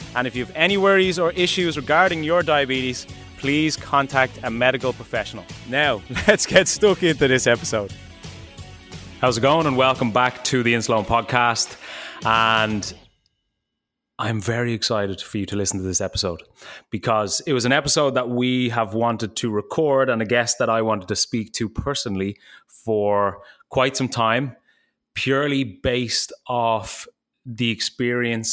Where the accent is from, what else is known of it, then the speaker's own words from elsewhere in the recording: Ireland; I come from Ireland